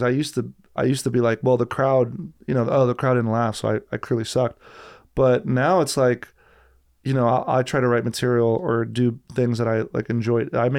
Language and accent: English; New Jersey, United States; I'm from Jersey, but my mom's from Brazil. My dad's was raised in Argentina, but born in Sicily.